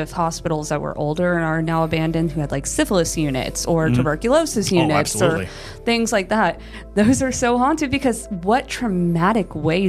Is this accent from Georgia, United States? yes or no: no; Florida, United States; when I was growing up in Florida. We had a possum die underneath our house. We lived in rattlesnake country.